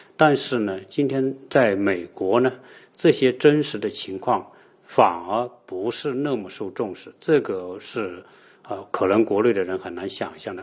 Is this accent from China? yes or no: yes; China